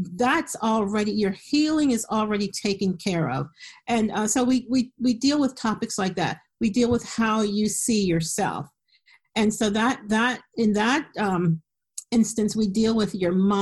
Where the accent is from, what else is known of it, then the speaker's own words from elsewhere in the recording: Philadelphia, Pennsylvania, United States; moved away as an adult; now in Harrisburg, United States; I live in Harrisburg, Pennsylvania, and I grew up in Philadelphia